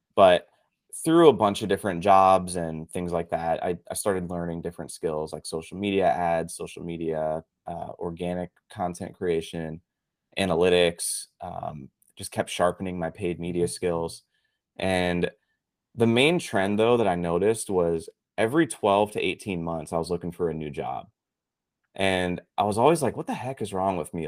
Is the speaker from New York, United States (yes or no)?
no; Pittsburgh, Pennsylvania, United States; moved away as an adult; now in Tampa, United States; I grew up actually in Pittsburgh, Pennsylvania